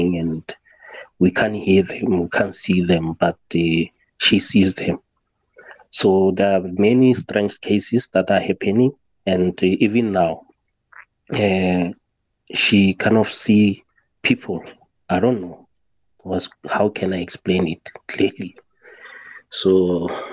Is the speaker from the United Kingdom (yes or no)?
no; South Africa; I'm from South Africa